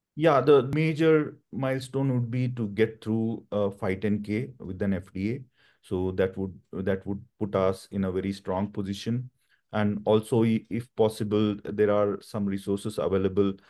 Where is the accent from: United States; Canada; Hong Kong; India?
India; moved away; I come from India